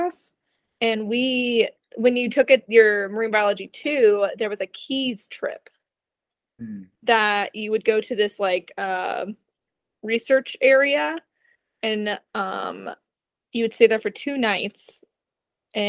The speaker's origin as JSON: {"language": "English", "region": "Florida", "country": "United States", "tie": "born or raised there", "moved": "yes", "said": "I grew up in Florida"}